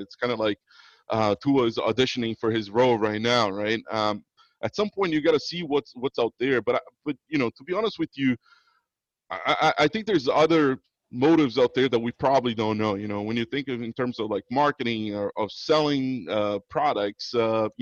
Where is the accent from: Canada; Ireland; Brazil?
Brazil; South Region; also born or lived in Boston, United States / São Paulo, Brazil; now in Florida, United States; when I moved from Brazil, I moved to Boston, and I grew up a Patriots fan up in Boston